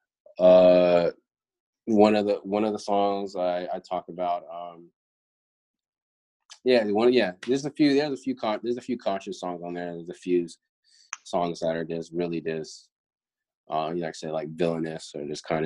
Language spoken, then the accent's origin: English; Florida, United States; moved away; I'm from Florida, you know, like originally.